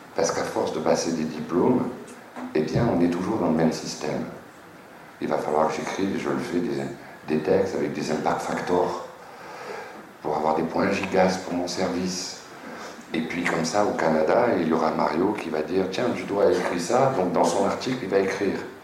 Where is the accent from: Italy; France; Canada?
France; je suis un Français